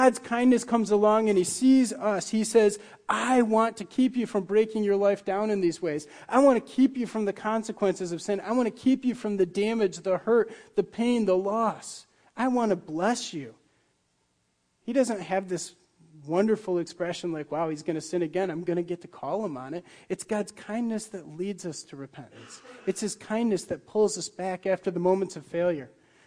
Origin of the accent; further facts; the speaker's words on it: Muskegon, Michigan, United States; moved away; Where I grew up in Michigan was right along Lake Michigan, and in the Muskegon Harbor